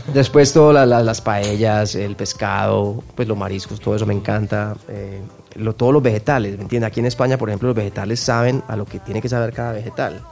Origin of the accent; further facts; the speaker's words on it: Medellín, Antioquia, Colombia; yo soy de Medellín